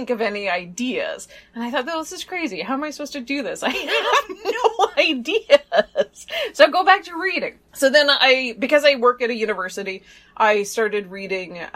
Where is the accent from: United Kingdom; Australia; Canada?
Canada; now in South Korea; I'm a Canadian living in South Korea, studying in a UK institution